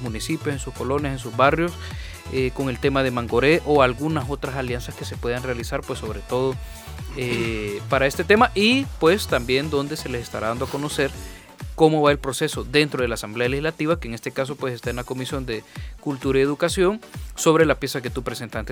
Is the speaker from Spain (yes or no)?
no; El Salvador; como salvadoreños